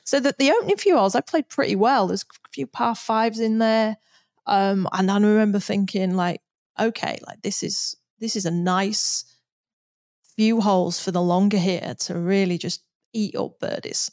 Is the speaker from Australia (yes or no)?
no; United Kingdom; as a Brit